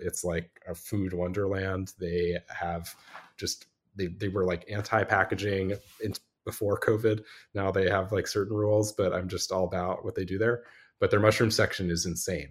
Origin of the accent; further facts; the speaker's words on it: Los Angeles, California, United States; moved away as an adult; also born or lived in Vermont; I grew up in California, in Los Angeles